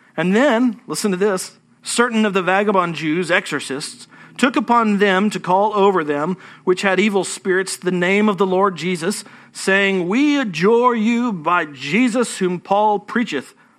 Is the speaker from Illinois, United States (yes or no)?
no; Fort Worth, Texas, United States; moved away as an adult; now in Houston, United States; I'm from North Texas, okay? Don't hold it against me. I, I still have a Fort Worth, uh, area code on my phone